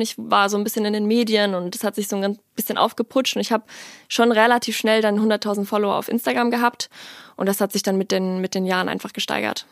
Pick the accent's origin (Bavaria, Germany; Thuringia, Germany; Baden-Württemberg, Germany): Bavaria, Germany; Ingolstadt; moved away as an adult; also born or lived in Worms; ich bin in Worms geboren und bin dann aber super schnell, ich glaube, ich war ein halbes Jahr, bin ich dann ähm, nach Ingolstadt gezogen mit meiner Familie und bin dann dort zur Schule gegangen